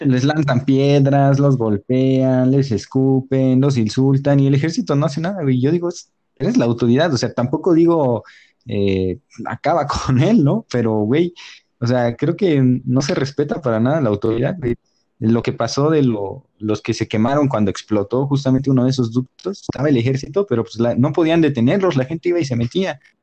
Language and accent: Spanish; Mexico; como mexicanos